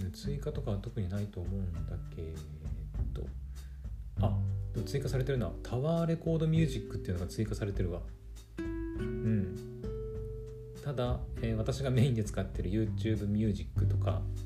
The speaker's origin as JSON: {"language": "Japanese", "region": "Aomori", "country": "Japan", "said": "私青森の人間でもあるので"}